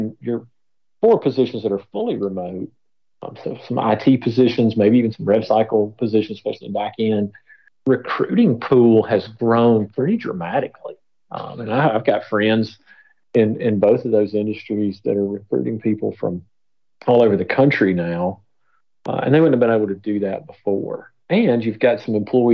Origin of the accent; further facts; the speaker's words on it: Tennessee, United States; I'm from Tennessee